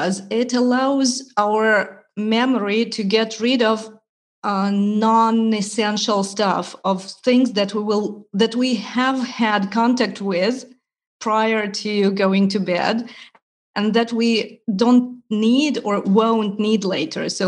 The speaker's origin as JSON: {"language": "English", "country": "Ukraine", "also_born_or_lived": "Italy", "first_language": "Russian and Ukrainian", "second_language": "English", "moved": "as an adult", "lives_now": "Germany", "said": "originally I come from Ukraine. So my native languages are Russian and Ukrainian"}